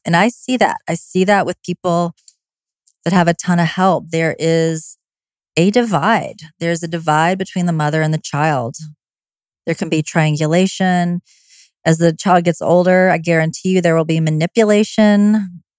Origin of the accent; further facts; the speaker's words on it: the South, United States; I'm from the South